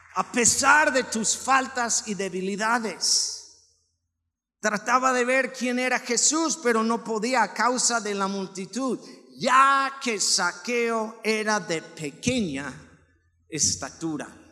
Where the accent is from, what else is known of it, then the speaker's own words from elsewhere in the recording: Nayarit, Mexico; now in Aguascalientes, Mexico; Yo vengo de Nayarit